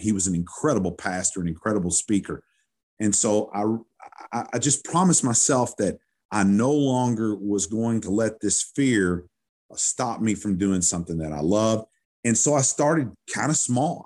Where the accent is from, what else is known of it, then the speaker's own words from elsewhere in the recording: Owensboro, Kentucky, United States; moved away as an adult; now in Louisville, United States; growing up in Owensboro, Kentucky